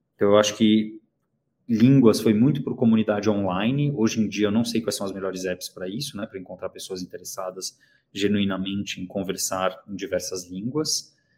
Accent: São Paulo, Brazil; also born or lived in Cologne, Germany / South Korea; Eu moro em São Paulo, nasci em São Paulo, morei dois anos na Alemanha quando eu tinha 18 anos, em Colônia

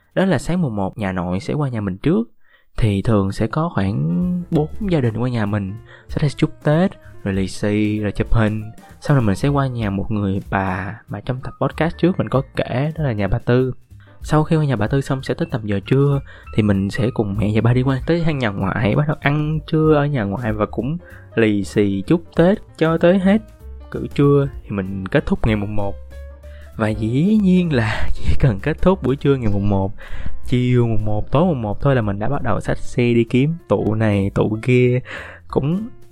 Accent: Binh Duong, Vietnam; moved away as an adult; now in Ho Chi Minh City, Vietnam; ở quê mình ở mình ở bình dương

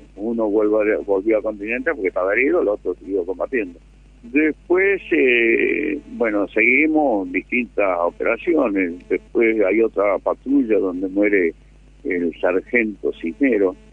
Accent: Manantiales, Catamarca, Argentina; moved away; also born or lived in Chaco / Pilar / Ciudadela / Azul; soy nacido en Catamarca

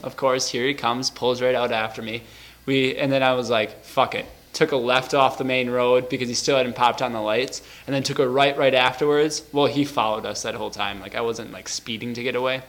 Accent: Wisconsin, United States; I'm from Wisconsin

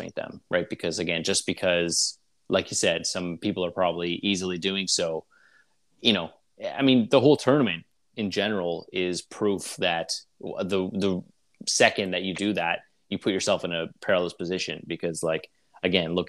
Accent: Canada; us being Canadian

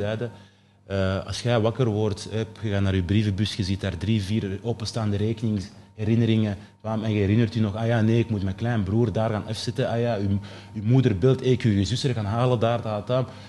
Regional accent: Mechelen, Flanders, Belgium; also born or lived in Keerbergen; Ik ben opgegroeid in Michelen, in een, eh, in een sociale wijk

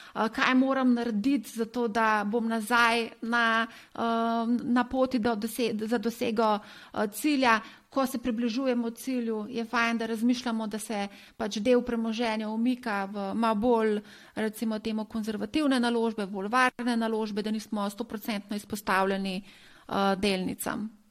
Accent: Slovenia

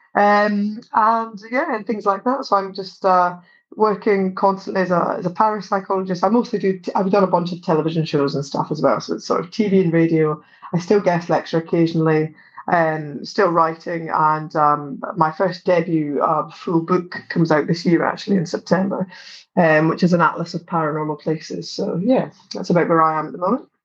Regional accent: Livingston, Scotland, United Kingdom; also born or lived in Scottish Borders; I grew up partly between uh, Mid Calder and Livingston, where I'm originally from, and also a caravan park in the borders.

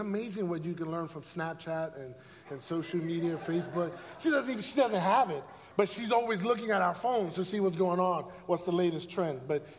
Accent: New York City, New York, United States; moved away as an adult; also born or lived in Puerto Rico / California; I am a diehard Yankees fan. I was born and raised in the South Bronx.

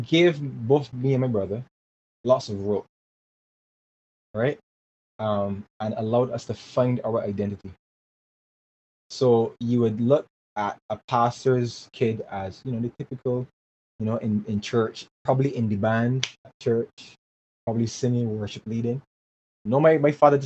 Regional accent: Barbados; growing up in Barbados was pretty awesome

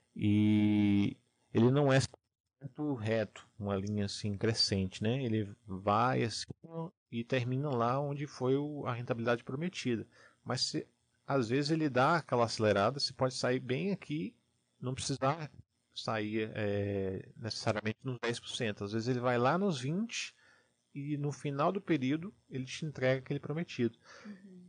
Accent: Salvador, Bahia, Brazil; now in Curitiba, Brazil; eu não sou aqui de Curitiba, né? É, eu sou de Salvador, Bahia, moro aqui já há 12 anos

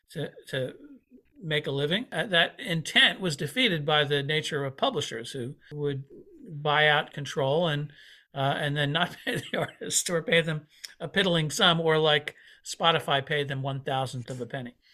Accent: Paramus, New Jersey, United States; now in Peekskill, United States; I grew up in Paramus, but I live upstate New York, about an hour north of New York City, in Peekskill, New York.

